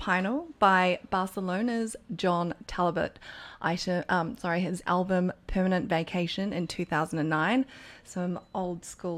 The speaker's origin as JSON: {"language": "English", "country": "New Zealand", "said": "I'm a Kiwi"}